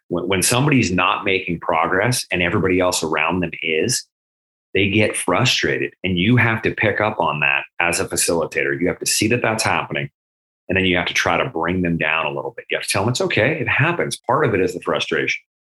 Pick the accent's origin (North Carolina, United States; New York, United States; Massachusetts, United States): Massachusetts, United States; moved away; I was born in Massachusetts